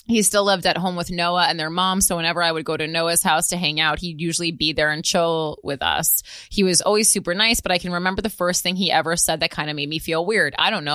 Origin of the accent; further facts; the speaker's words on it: Midwest, United States; I know that's shocking because we're from the Midwest